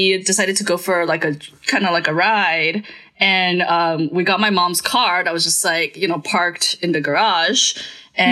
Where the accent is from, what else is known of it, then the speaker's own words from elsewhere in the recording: Santa Cruz de la Sierra, Santa Cruz, Bolivia; now in United States; I grew up in the Full Assembly in Santa Cruz